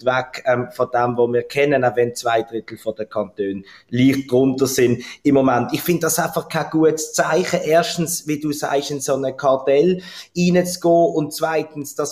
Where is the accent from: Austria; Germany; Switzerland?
Switzerland; Basel, Basel-Stadt; zuerst mal möchte ich sagen, dass du natürlich meine Heimatstadt ganz grandios ausgesprochen hast.